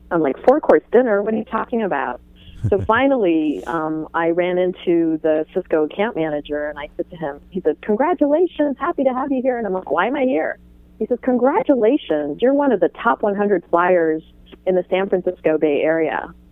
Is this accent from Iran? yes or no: yes; Iran; born there; I was born in Iran